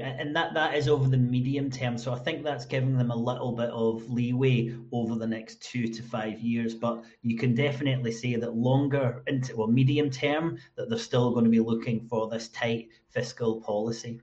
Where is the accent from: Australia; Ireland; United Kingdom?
United Kingdom; Scotland; I was born in 1974 in Scotland